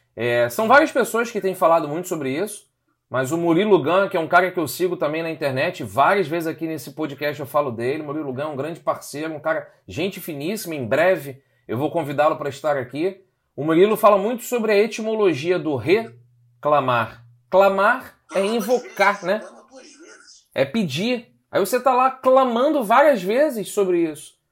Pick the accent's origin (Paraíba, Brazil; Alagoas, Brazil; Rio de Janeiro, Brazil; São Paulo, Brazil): Rio de Janeiro, Brazil; nós somos cariocas aqui no Rio de Janeiro